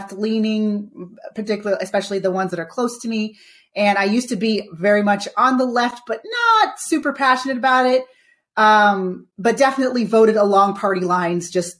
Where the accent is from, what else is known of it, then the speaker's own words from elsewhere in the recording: Santa Cruz, California, United States; raised in a left-leaning family in a left-leaning area, Santa Cruz, California